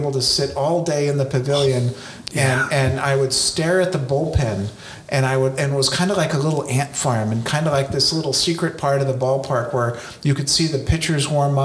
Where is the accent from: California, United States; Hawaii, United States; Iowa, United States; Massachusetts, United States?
California, United States; South Pasadena; I grew up in South Pasadena